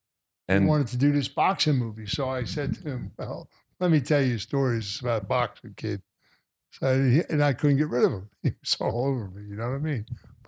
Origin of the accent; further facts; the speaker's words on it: Philadelphia, Pennsylvania, United States; moved away; I was a street guy from Philly.